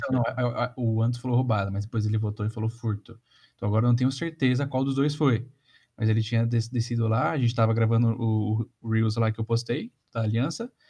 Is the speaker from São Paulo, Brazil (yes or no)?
yes; São Paulo, Brazil; isso pra gente em São Paulo é meio comum